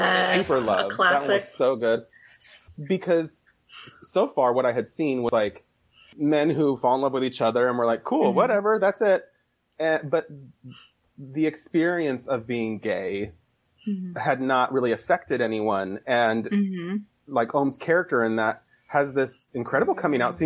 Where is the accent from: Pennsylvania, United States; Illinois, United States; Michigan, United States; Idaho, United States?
Idaho, United States; I'm from Idaho.